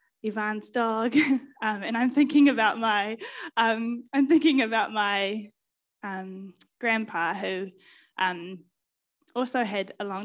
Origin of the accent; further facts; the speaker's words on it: Auckland, New Zealand; moved away; I grew up in West Auckland, so that's kind of where I hail from.